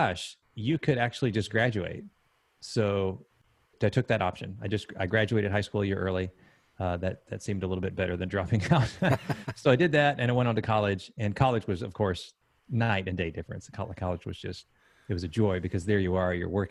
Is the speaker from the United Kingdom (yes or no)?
no; Texas, United States; moved away as an adult; also born or lived in Huntsville, Alabama / Idaho; now in Columbia, United States; Spent about a week in Alabama, maybe 7 years in Idaho, and about 20 years in Texas. And then here I am now in Columbia, South Carolina.